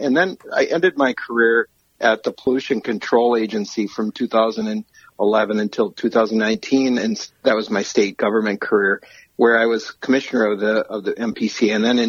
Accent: Roseville, Minnesota, United States; I grew up here in the Twin Cities. My place is in Roseville, where I grew up, and I stayed not far from home throughout my whole career

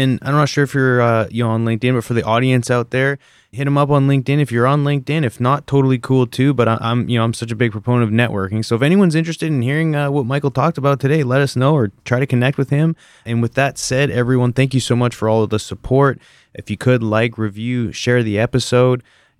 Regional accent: Canada; moved away; being the Canadian that I am

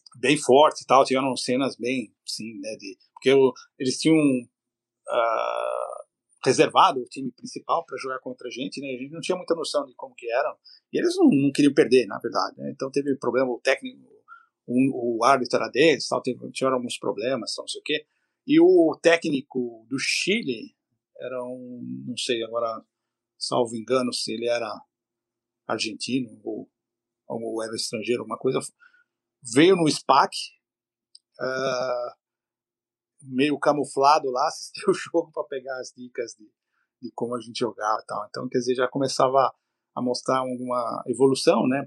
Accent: Brazil; moved away as an adult; now in Canada

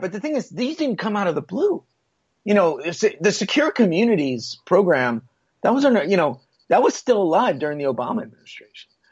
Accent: Puerto Rico; now in United States; I'm from Puerto Rico.

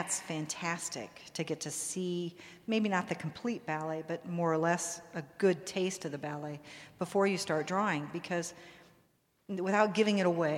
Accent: East Coast, United States; I'm from the East Coast, and it is still snowing in New York.

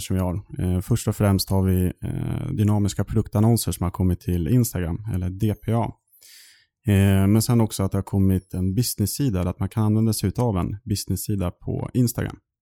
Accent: Sundsvall, Västernorrland County, Sweden; moved away as an adult; now in Stockholm, Sweden; född och uppväxt i Sundsvall eh, i Norrland och flyttade hit ner till Stockholm för drygt sju år sedan.

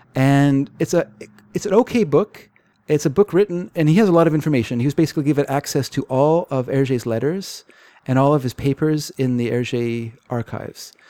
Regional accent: Canada; I'm Canadian

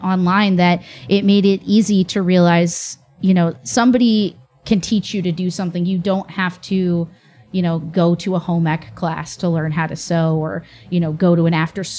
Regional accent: Chicago, Illinois, United States; moved away; I grew up in Chicago

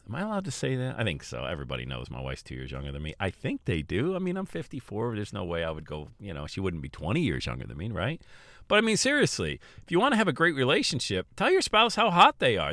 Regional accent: Bradford, Pennsylvania, United States; moved away; I was born and raised in Bradford, P

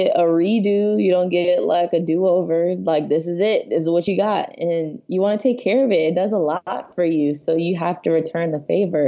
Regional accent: Fort Lauderdale, Florida, United States; moved away as an adult; also born or lived in Miami, Florida; now in Long Beach, United States; I'm originally from Fort Lauderdale, Florida, born and raised there, Florida my whole life

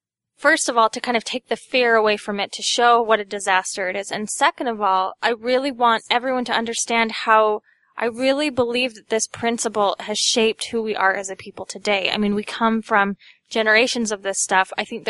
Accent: Sanpete County, Utah, United States; I'm from Sand Pete too, so County.

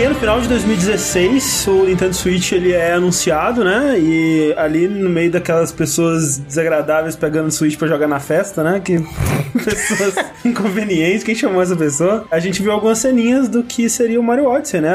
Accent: Coronel Fabriciano, Minas Gerais, Brazil; Coronel Fabriciano, minha cidade natal

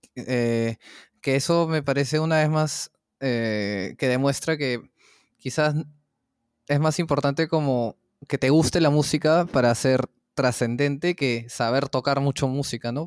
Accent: Peru; ¿qué es esta música que se ha hecho en mi país?

